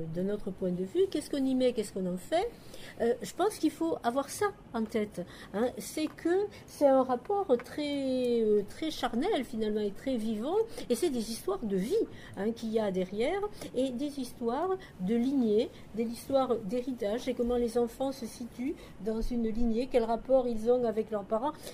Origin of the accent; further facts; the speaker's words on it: the South, south of France, France; accent: southern; je suis euh, du Sud comme vous pouvez l'entendre